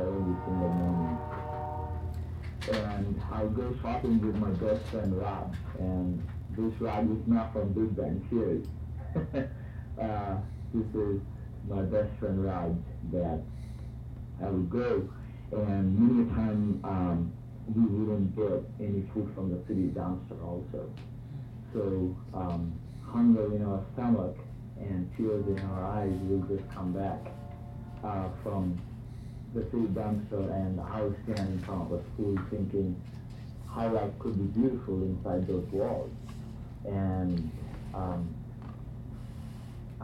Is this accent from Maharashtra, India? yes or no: no; Kolkata, West Bengal, India; accent: Indian; growing up in India, particularly in Calcutta